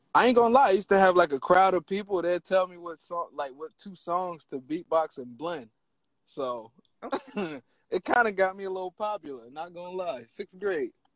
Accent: Penns Grove, New Jersey, United States; I am from Penns Grove, New Jersey, probably like one of the smallest towns in Jersey

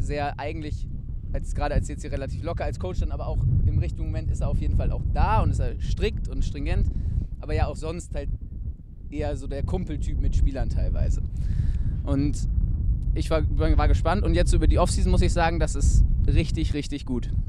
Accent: Wedel, Schleswig-Holstein, Germany; moved away as an adult; now in Hamburg, Germany; komme ich halt aus Wedel

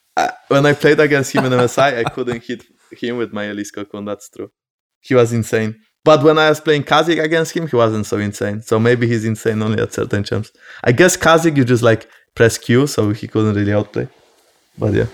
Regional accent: Poland; I'm from Poland as well

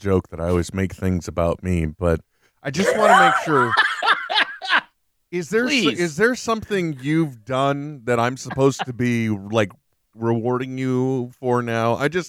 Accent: United States; I'm an American, so I am stupid, Trent.

